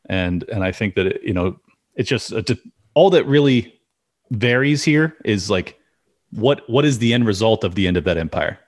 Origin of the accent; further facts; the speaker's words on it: California, United States; I'm born and raised in California